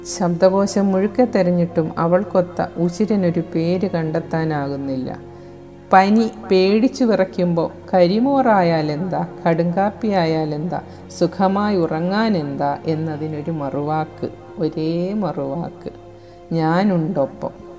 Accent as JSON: {"language": "Malayalam", "town": "Chembu", "region": "Kerala", "country": "India", "tie": "born or raised there", "said": "ഞാൻ വൈക്കത്ത് ചെമ്പ് സ്വദേശിനിയാണ്"}